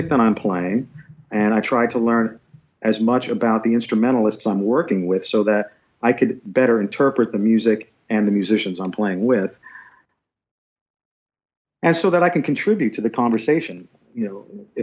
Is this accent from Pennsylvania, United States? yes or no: yes; Wilkes-Barre, Pennsylvania, United States; I stayed close by in my hometown and went to the local university, the local college. Wilkes College was the name of the school.